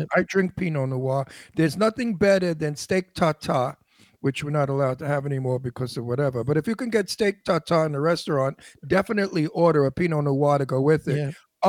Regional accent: Genoa, Liguria, Italy; Yeah, I'm familiar. We're from Genoa.

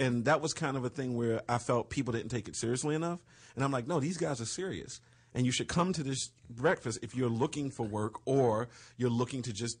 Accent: East Coast, United States; because I'm from the East Coast, and the vibe out here is completely different.

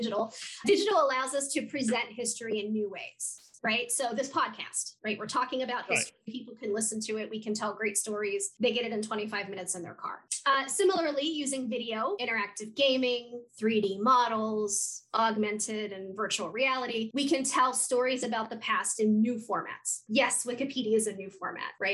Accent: West Virginia, United States; moved away as an adult; also born or lived in Madison, Wisconsin / Fairfax, Virginia; now in North Georgia, United States; I'm originally from West Virginia.

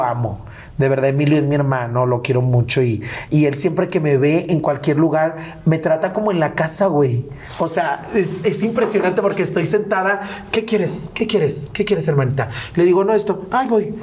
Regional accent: León, Guanajuato, Mexico; Me gusta estar más en León, en la ciudad de donde yo soy

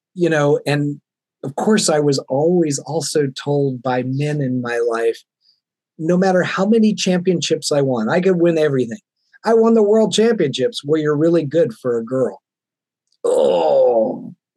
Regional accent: the South, United States; now in Seattle, United States; I grew up in the South in the Bible Belt where gender roles were very defined

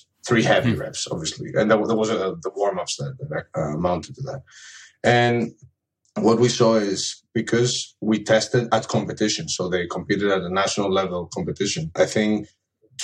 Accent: Greece; now in United Kingdom; I live in the UK, but I'm originally from Greece.

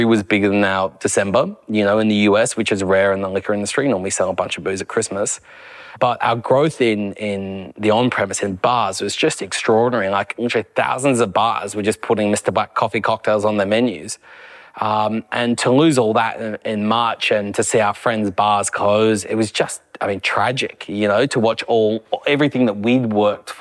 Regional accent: Australia; as an Aussie

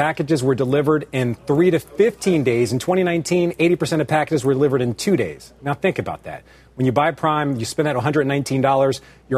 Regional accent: Philadelphia, Pennsylvania, United States; I'm from Philadelphia

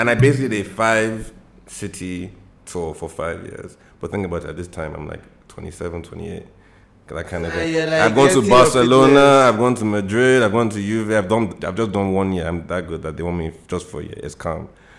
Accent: Nigeria; But I'm Nigerian, so I'm I'm playing for Nigeria.

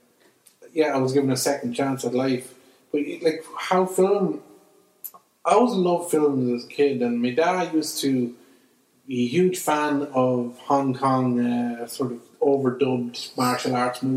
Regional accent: Clonbullogue, County Offaly, Ireland; I grew up in Clonbologue in a village in Offaly

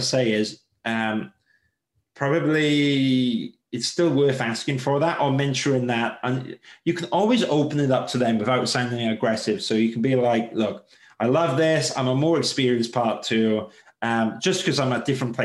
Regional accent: United Kingdom; especially as British

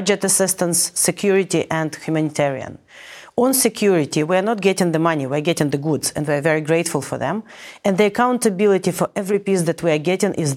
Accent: Ukraine; moved away as an adult; now in United States; my hometown was liberated

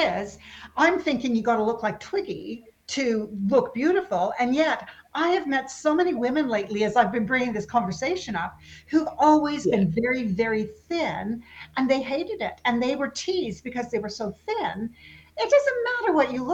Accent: west coast of Canada, Canada; moved away as an adult; also born or lived in England; I, being from the west coast of Canada, we're a long way from everything

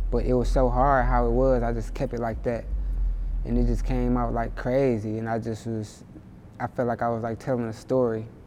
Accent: Inkster, Michigan, United States; also born or lived in Detroit, Michigan; I kind of grew up in like Detroit and Inkster for the most part

